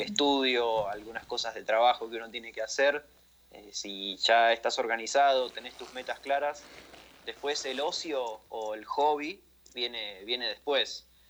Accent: Argentina; accent: Argentine; Soy argentino, como notarán en mi acento, en mi forma de hablar

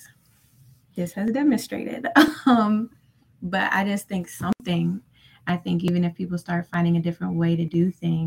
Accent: Tennessee, United States; I'm from Tennessee

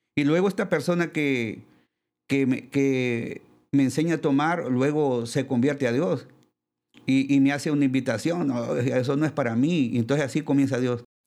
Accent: Lepaera, Lempira, Honduras; yo soy de Le, Paguera Lempira, eh, somos, yo soy el primogénito de, la familia

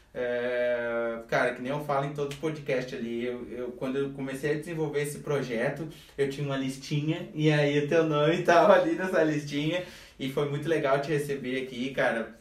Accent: Brazil; a gente cresceu na Ponte Verde, sem mimimi, a gente era guri que chutava bola na rua

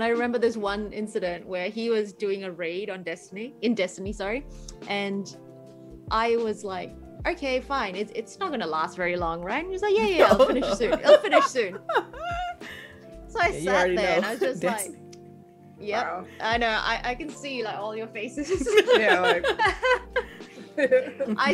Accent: Malaysia; also born or lived in New Zealand; now in Australia; I grew up in Malaysia. Games were all knockoffs

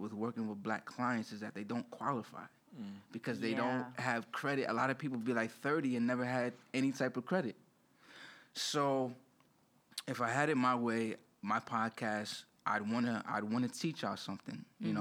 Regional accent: New York City, New York, United States; also born or lived in East Flatbush, Brooklyn; I lived in East Flatbush prior to that. Mm-hmm. And then I was raised in Jamaica, Queens.

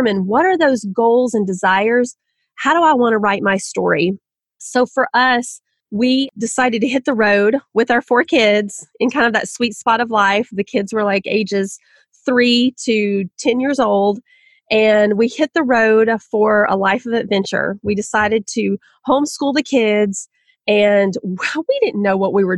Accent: Southern, United States; accent: Southern; my own Southern accent

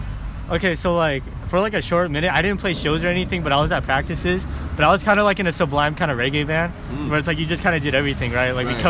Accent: South Bay Harbor area, next to Torrance, California, United States; I'm like from Umeda. I'm like next door to Torrance.

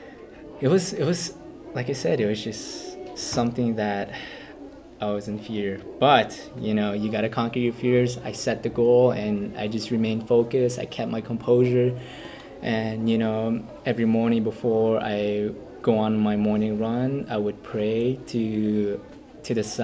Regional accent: Moenkopi, Arizona, United States; also born or lived in Second Mesa (Mishongnovi), Arizona / Tuba City, Arizona; I was born and raised in the village of Monkopi

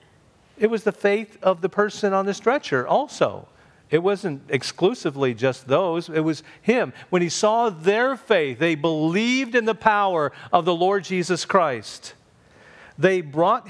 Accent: Clinton, Indiana, United States; when I was 12 years old, back in my hometown of Clinton, Indiana

